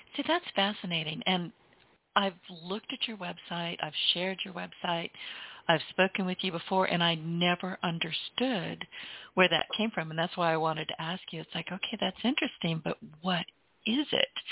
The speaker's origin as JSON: {"language": "English", "region": "Louisiana", "country": "United States", "said": "I'm from Louisiana."}